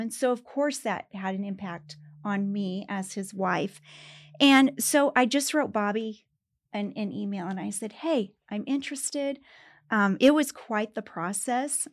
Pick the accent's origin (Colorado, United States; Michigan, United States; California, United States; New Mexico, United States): Colorado, United States; Pueblo; moved away as an adult; also born or lived in Greeley, Colorado; now in Denver, United States; I was raised in Pueblo